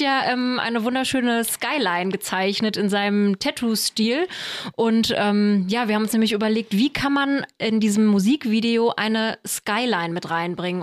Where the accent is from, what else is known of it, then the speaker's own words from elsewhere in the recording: Offenbach am Main, Hesse, Germany; moved away; Ich komme ja ursprünglich aus Offenbach